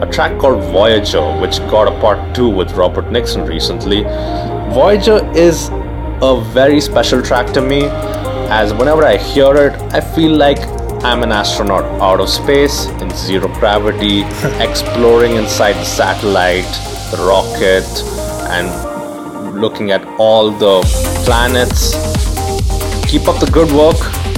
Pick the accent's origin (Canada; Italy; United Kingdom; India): India; I'm from India.